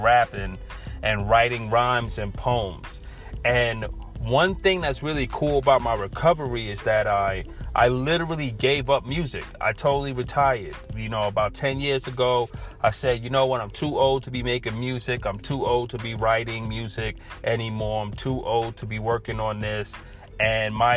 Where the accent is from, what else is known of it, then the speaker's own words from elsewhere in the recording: New York City, New York, United States; I'm from Brooklyn, New York